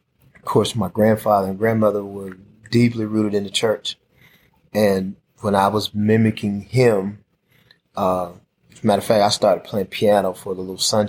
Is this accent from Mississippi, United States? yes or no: yes; Jackson, Mississippi, United States; I was born and raised in Southwest Jackson